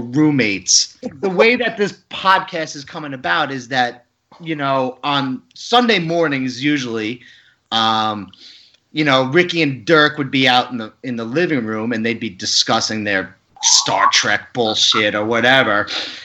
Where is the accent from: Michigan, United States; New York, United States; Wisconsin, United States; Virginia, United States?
New York, United States; Long Island; I'm from Long Island, and I always made fun of nerds in high school